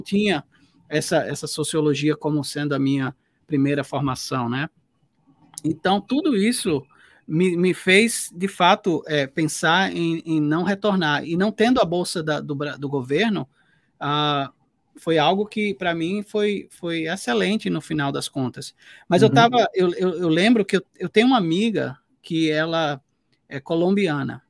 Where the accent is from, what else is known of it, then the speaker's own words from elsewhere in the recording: Northeast Region, Brazil; eu sou do Nordeste